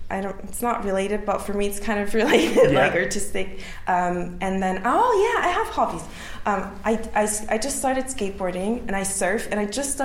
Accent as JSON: {"language": "English", "country": "Switzerland", "tie": "born or raised there", "moved": "yes", "lives_now": "London, United Kingdom", "said": "I grew up in Switzerland, so I trained, I competed for the Swiss team."}